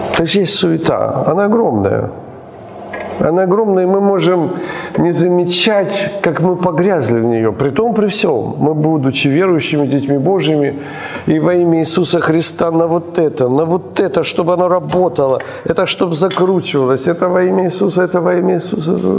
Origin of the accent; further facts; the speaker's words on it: Ukraine; мы родились в Украине